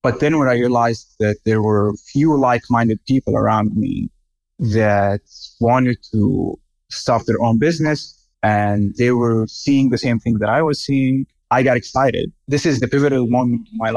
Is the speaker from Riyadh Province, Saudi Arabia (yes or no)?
yes; Riyadh, Riyadh Province, Saudi Arabia; I was born and raised in Riyadh, Saudi Arabia